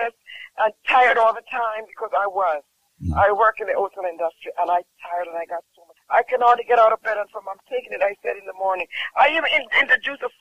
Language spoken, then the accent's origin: English; Jamaica; I'm from Jamaica.